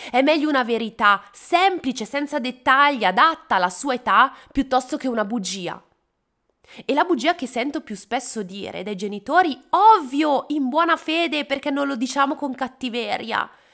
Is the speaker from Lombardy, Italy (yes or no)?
yes; Bergamo, Lombardy, Italy; Io sono di Bergamo e sono particolarmente affezionata a Santa Lucia